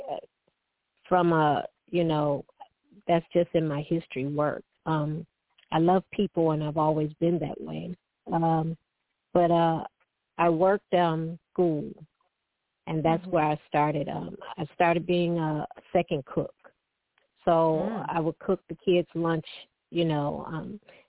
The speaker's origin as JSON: {"language": "English", "town": "Detroit", "region": "Michigan", "country": "United States", "tie": "born or raised there", "said": "I was born and raised in Detroit"}